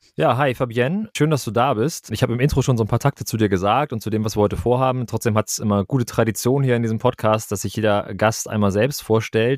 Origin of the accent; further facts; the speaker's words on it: Kiel, Schleswig-Holstein, Germany; Ich komme hier aus dem Norden, ganz oben aus Kiel.